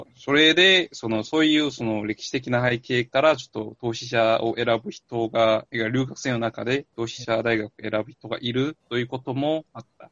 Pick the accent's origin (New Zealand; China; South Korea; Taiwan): South Korea; Japanese is a second language; moved away as an adult; now in Japan; その韓国のその地元のその俺の実家と近くにある大学に通ったんだけど